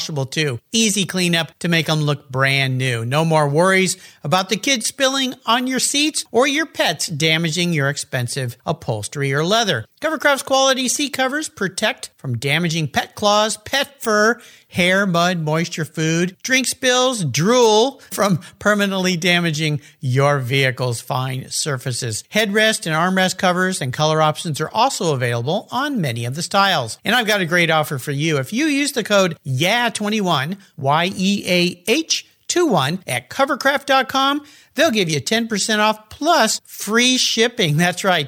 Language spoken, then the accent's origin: English; Southern California, United States; moved away; I'm back in my hometown, Southern California, although I'm a little bit north of San Diego